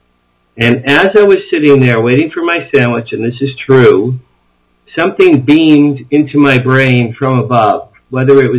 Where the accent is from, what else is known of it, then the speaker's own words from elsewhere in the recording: West Deal, New Jersey, United States; now in Beverly Hills, United States; I grew up just outside of Asbury Park, New Jersey, the Jersey Shore